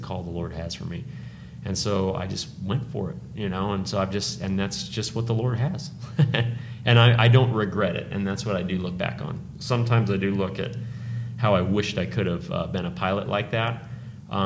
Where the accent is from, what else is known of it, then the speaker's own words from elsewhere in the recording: Tucson, Arizona, United States; also born or lived in California; my hometown, Tucson